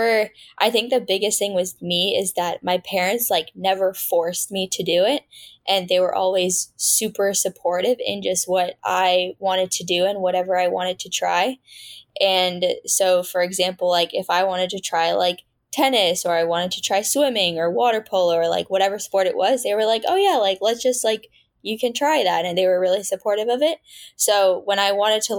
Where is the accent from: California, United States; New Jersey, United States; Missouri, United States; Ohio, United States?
California, United States; San Francisco Bay Area; I was born and raised in the San Francisco Bay Area. Yeah, NorCal, born and raised.